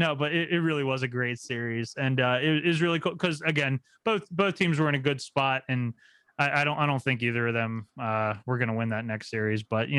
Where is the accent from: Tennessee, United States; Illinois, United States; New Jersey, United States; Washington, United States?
New Jersey, United States; Cause you know, like, yes, I'm from New Jersey and I hate the fucking Devils.